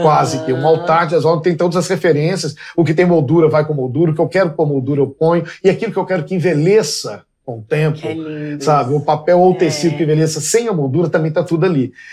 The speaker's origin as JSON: {"language": "Portuguese", "town": "Belo Horizonte", "region": "Minas Gerais", "country": "Brazil", "tie": "born or raised there", "said": "Porque eu nasci em Belo Horizonte, no, em fins dos, dos anos 60, é, fui uma criança de uma Belo Horizonte que não existe mais"}